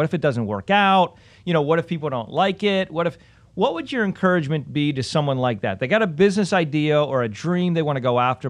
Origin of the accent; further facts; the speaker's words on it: Pennsylvania, United States; I grew up in Pennsylvania, smaller town.